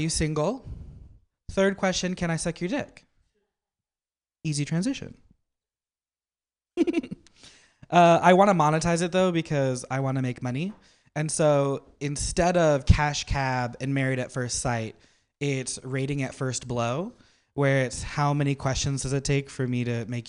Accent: Napa, California, United States; I'm from Napa

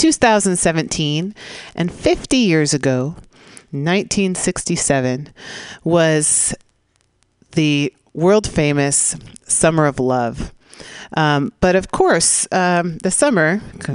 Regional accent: San Francisco, California, United States; from the heart of the Mission District in San Francisco, my hometown

